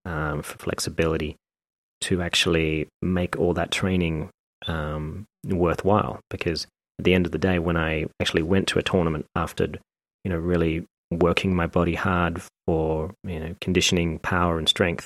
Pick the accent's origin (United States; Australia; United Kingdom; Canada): Australia; moved away; When I first moved to Australia, 87, I think it was